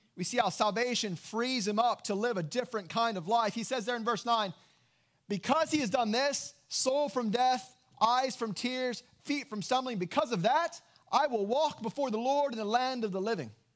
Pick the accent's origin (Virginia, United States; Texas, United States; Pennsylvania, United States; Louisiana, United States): Texas, United States; West; Growing up in West Texas